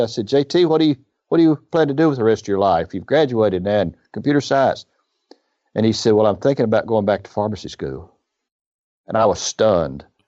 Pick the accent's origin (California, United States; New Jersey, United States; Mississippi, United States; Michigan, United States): Mississippi, United States; Iuka; I grew up in Iuka, uh, which is where his story is. It's up on the Tennessee River.